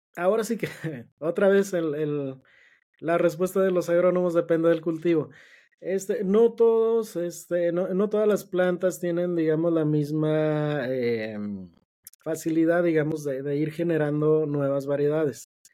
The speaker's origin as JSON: {"language": "Spanish", "country": "Mexico", "said": "nosotros como, como mexicanos, nuestra base de, la base de nosotros como mexicanos"}